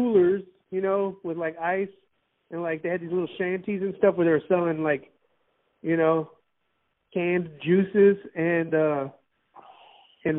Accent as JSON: {"language": "English", "town": "Miami", "region": "Florida", "country": "United States", "tie": "born or raised there", "moved": "yes", "said": "I was raised in Miami."}